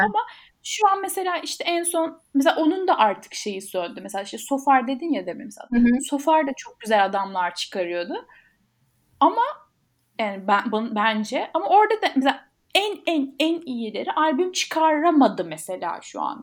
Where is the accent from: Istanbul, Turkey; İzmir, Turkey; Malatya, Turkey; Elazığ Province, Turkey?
Malatya, Turkey; Malatyalıyım bu arada.